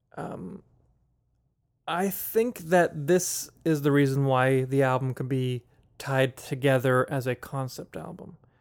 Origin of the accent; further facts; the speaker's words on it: Pittsburgh, Pennsylvania, United States; growing up in Pittsburgh